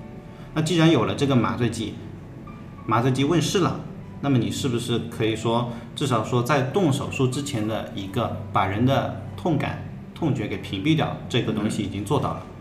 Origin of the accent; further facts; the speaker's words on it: China; 我们中国人也传承了这么多年